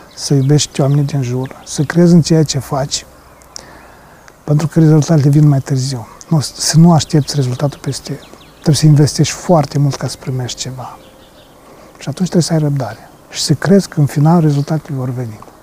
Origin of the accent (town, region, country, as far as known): Romania